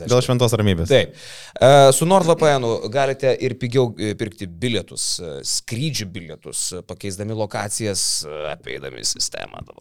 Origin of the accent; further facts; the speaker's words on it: Lithuania; O mes lietuviai mėgstam.